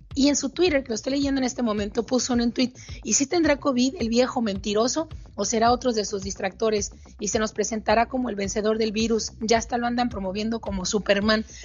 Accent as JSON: {"language": "Spanish", "region": "Sonora", "country": "Mexico", "tie": "born or raised there", "said": "como dicen por acá en Sonora, de donde soy originaria"}